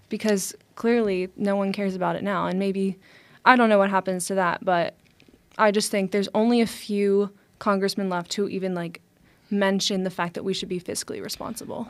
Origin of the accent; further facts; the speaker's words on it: United States; As an American